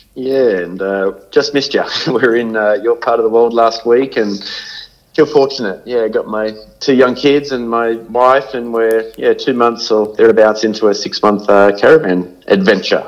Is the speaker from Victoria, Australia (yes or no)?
no; Sydney, New South Wales, Australia; I grew up in Cronulla in, in Sydney